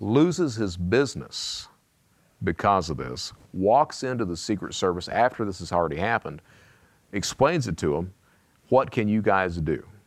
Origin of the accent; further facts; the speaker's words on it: Eastern Kentucky, United States; I come from Eastern Kentucky